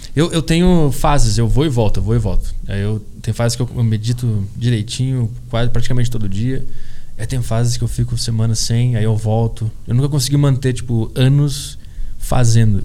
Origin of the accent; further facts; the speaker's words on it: Porto Alegre, Rio Grande do Sul, Brazil; eu sou de Porto Alegre, e desde criança eu acompanhei o Grêmio